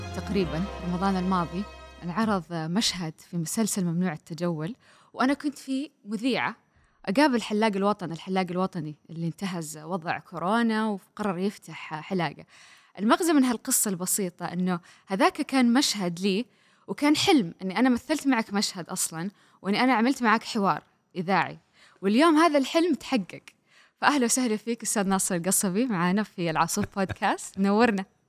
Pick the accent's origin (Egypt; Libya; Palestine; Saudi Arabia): Saudi Arabia; عندنا في السعوديه